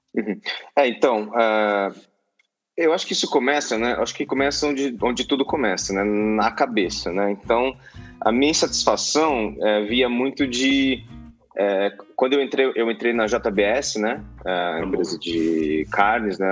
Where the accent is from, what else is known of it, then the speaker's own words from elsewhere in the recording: Mato Grosso do Sul, Brazil; also born or lived in Campo Grande / Bonito; now in São Paulo, Brazil; eu sou nascido em São Paulo, mas fui criado no Mato Grosso do Sul, né?